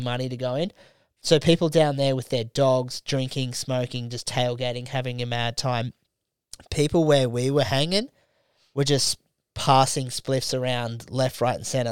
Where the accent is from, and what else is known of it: Australia